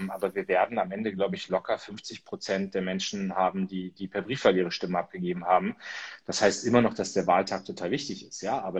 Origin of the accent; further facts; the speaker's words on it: Munster, Lower Saxony, Germany; Also ich war jetzt in, Bürger, äh, in Munster unterwegs, in meiner Heimatstadt.